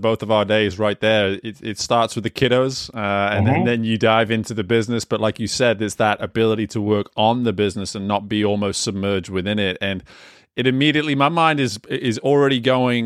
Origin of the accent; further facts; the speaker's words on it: England, United Kingdom; moved away; growing up in England